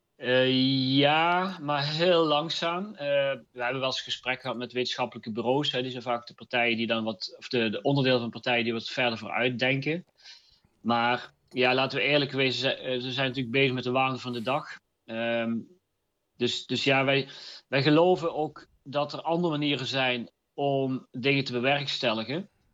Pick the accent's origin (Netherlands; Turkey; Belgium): Netherlands; North Brabant; ik kom uit het Brabantse